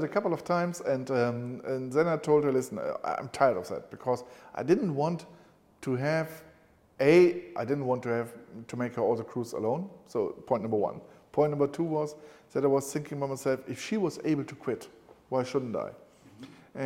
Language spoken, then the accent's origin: English; Cologne, North Rhine-Westphalia, Germany; When I was a kid, I was growing up in Cologne